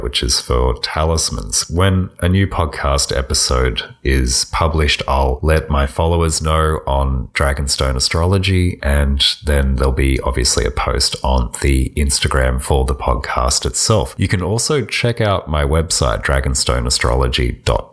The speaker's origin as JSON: {"language": "English", "country": "Australia", "said": "I'm an Australian"}